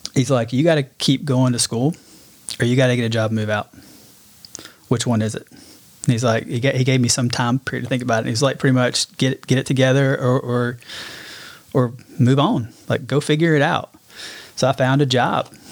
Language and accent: English; Birmingham, Alabama, United States; also born or lived in Dallas, Texas; I was born in Birmingham. Um, grew up in Birmingham, kind of that metro